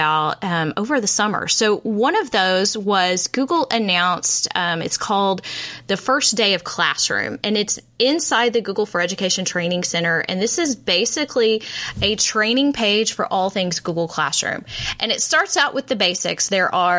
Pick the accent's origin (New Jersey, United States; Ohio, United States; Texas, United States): Texas, United States; I, as a Texan, have been in tears over and over and over again watching my fellow Texans suffer. I have been safe in North Texas